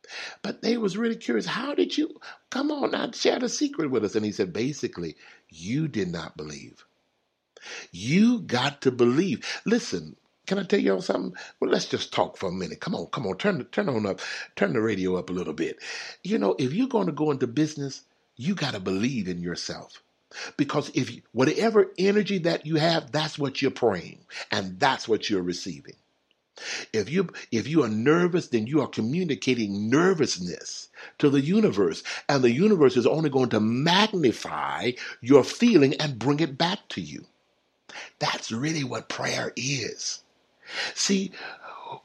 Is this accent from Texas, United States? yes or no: yes; Texas, United States; now in California, United States; when I moved to California, I'm from Texas. When I moved to California, y'all, I saw so many donut shops, it's unreal.